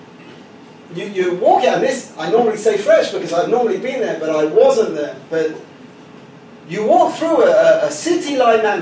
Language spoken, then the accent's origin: English; Jerusalem, Jerusalem District, Israel; I come from Yerushalayim